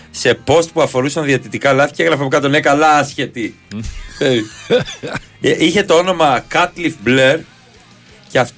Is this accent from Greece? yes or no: yes; a village in Arta, Epirus, Greece; από το χωριό μου, Μεγαλό